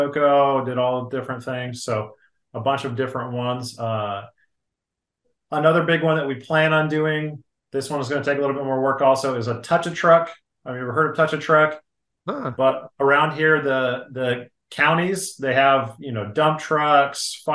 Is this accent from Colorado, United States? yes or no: yes; Grand Junction, Colorado, United States; moved away; my hometown in Grand Junction, Colorado